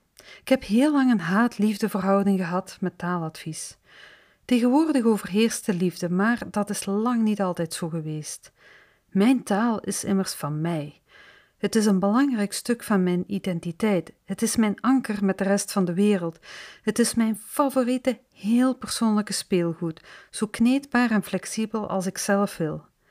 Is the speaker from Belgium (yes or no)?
yes; Flanders, Belgium; accent: tussentaal (Flemish intermediate Dutch); first language Dutch (Flemish tussentaal); mijn moedertaal eigenlijk de variant die tegenwoordig tussentaal wordt genoemd